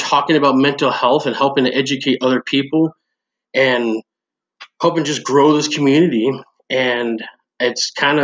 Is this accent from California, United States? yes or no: yes; Northern California, United States; moved away as an adult; also born or lived in Omaha; now in Bellevue, United States; I grew up in Northern California.